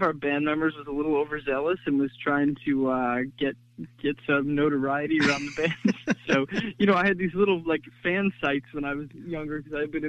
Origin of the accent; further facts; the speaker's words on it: United States; I grew up just outside New York City in a town that was mostly